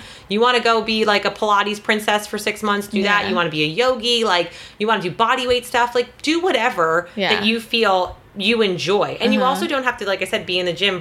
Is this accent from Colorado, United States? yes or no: no; New Jersey, United States; I'm from New Jersey, so I'm from, like, the mecca of meatheads